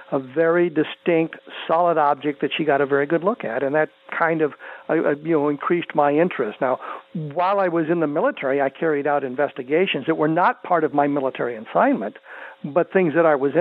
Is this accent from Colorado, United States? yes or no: yes; Colorado, United States; since I was a teenager growing up in Colorado